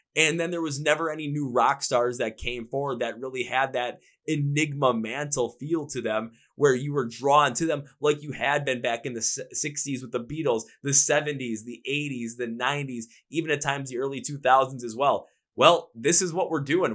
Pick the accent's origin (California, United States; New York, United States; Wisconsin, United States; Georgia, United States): Wisconsin, United States; Milwaukee; also born or lived in Minnesota; I'm from Milwaukee, Wisconsin. That's where I live.